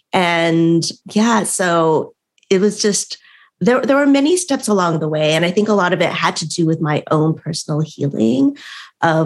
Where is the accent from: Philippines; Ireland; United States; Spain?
United States; I was, you know, born and raised in America